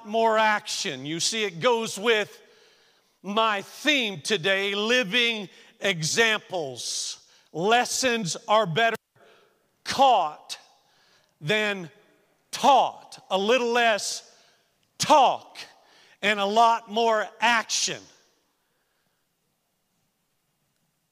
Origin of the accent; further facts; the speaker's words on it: the South, United States; moved away; I came from the South